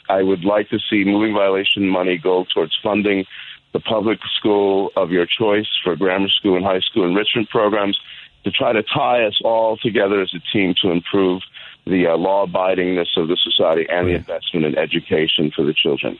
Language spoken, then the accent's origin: English; Chicago, Illinois, United States; also born or lived in New York City; I was born in Chicago